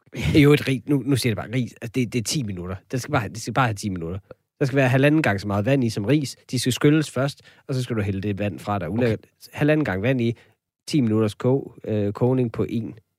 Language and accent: Danish; Denmark